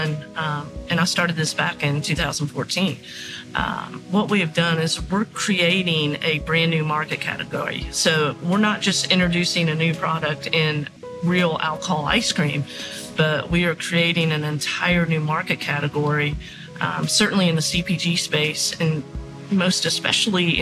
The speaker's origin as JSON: {"language": "English", "region": "Kentucky", "country": "United States", "said": "I'm originally from Kentucky, from mm-hmm. the Commonwealth of Kentucky"}